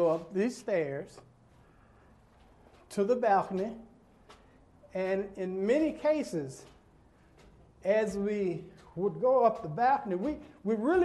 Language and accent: English; Birmingham, Alabama, United States; when I was here growing up in Birmingham